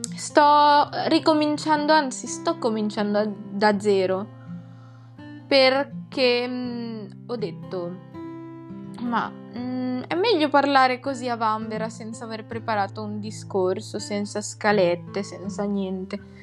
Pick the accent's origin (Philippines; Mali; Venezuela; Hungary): Philippines; now in Italy; sono nata nelle Filippine